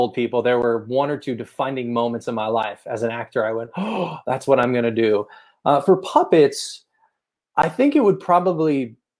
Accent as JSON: {"language": "English", "town": "San Francisco", "region": "California", "country": "United States", "also_born_or_lived": "Los Angeles, California", "moved": "as an adult", "lives_now": "Las Vegas, United States", "said": "I'm originally from the San Francisco area of California"}